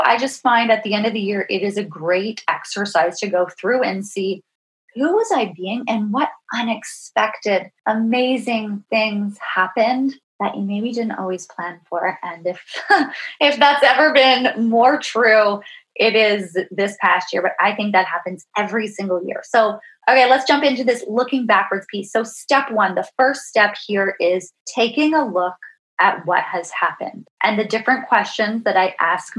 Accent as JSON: {"language": "English", "region": "Ontario", "country": "Canada", "tie": "born or raised there", "said": "I've grew up in Ontario"}